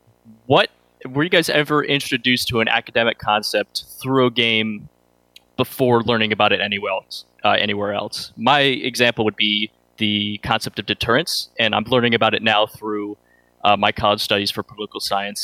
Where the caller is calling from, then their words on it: New York, United States; Hey, guys. This is … from New York.